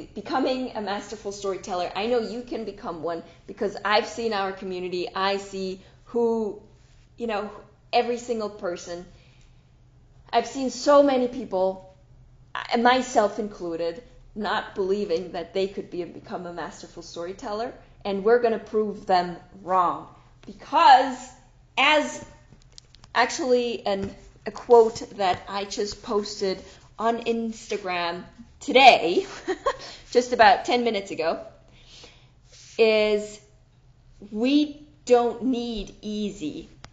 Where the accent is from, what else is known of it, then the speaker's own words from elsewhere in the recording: Switzerland; I am from Switzerland, right? But we are in Zurich